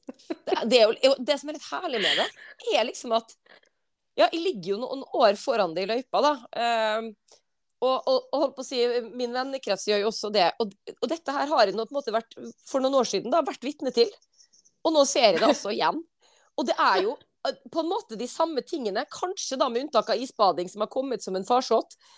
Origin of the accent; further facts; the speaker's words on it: Western Norway, Norway; moved away; For som vestlending